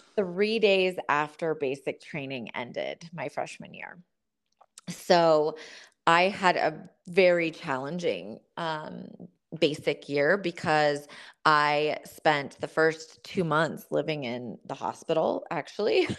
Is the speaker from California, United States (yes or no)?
yes; Southern California, United States; I grew up in Southern California in a family full of Marines